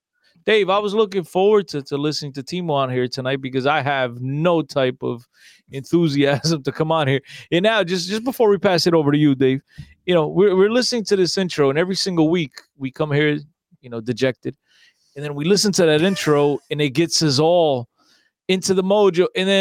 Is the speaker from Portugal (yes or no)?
yes; Aveiro, Aveiro District, Portugal; It's in Aveiro, my hometown.